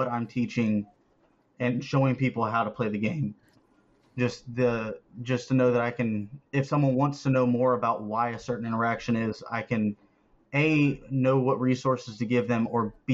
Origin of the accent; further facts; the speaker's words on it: Florida, United States; I am from Florida